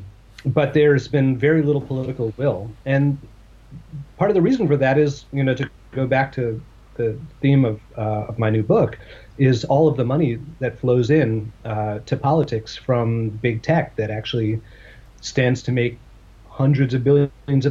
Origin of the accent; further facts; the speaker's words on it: United States; I'm an American Jew